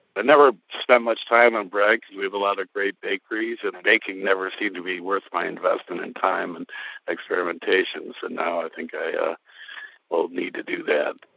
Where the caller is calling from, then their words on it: Madison, Wisconsin, United States; I'm calling from Madison, Wisconsin